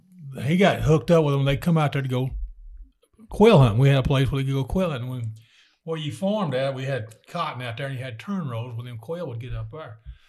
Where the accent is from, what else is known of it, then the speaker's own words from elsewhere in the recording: Texas, United States; I grew up in Jayden, Texas on a cotton farm.